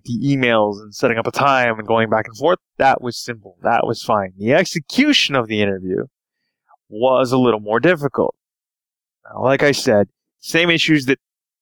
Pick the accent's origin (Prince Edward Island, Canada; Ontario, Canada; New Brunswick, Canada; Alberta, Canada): Ontario, Canada; Toronto; I am from Toronto, Canada